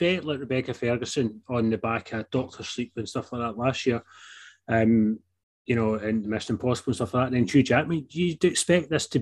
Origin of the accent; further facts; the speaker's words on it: United Kingdom; we're not American